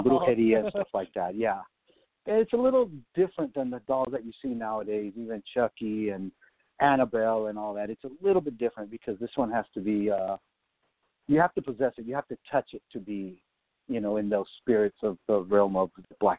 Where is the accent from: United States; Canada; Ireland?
United States; Monterey, California; moved away as an adult; now in Los Angeles, United States; I'm from Monterey, California, by the way. You know, born and raised there pretty much